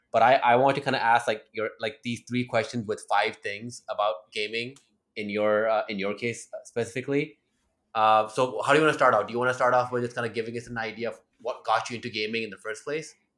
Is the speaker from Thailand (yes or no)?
yes; Thailand; I grew up in Thailand